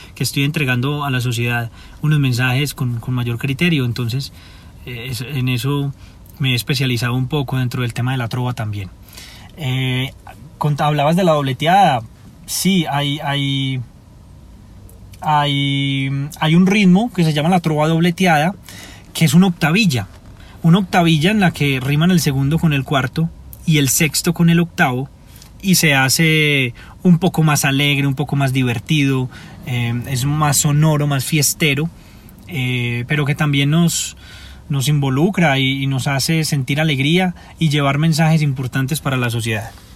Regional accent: Medellín, Antioquia, Colombia; Soy de Medellín y he representado a mi ciudad

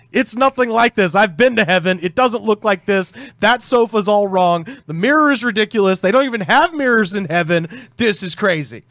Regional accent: Auburn, Alabama, United States; moved away; I was back in my, uh, in my hometown in Auburn, Alabama

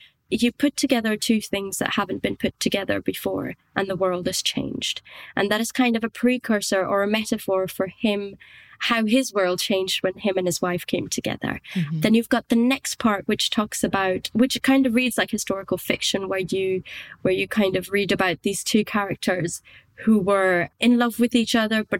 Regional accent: India; also born or lived in Scotland; I was born and brought up in India. I spent a long time in Scotland. My accent sounds like this right now in English, but there are still some words that if I haven't heard them being said by a Scottish or an English person, they come out Indian

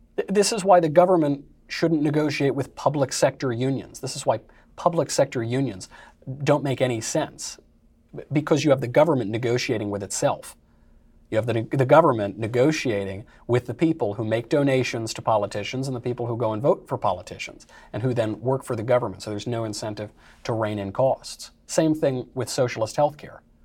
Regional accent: New York, United States; I'm from New York

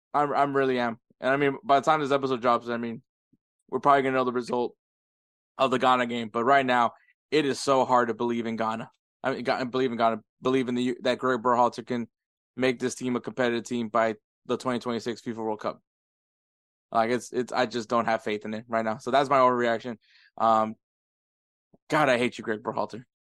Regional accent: United States; me and Edward are first generations. Like we're the first born here in the U.S. from from our family

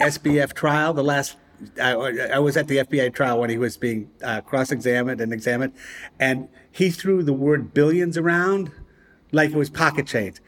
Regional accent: Providence, Rhode Island, United States; moved away; my hometown, Providence, Rhode Island

